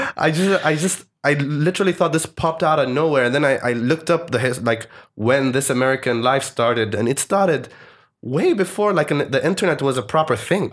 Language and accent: English; Oman; also born or lived in Malaysia / United Kingdom; I'm from Oman